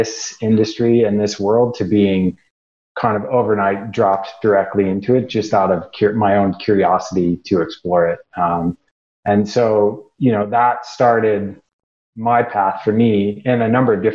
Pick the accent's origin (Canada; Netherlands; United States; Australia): United States; Midwest; moved away as an adult; also born or lived in Rocky Mountains; I grew up in the Midwest